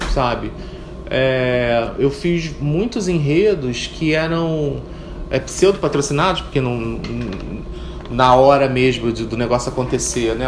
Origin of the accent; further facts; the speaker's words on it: Rio de Janeiro, Brazil; eu fui criada em Piedade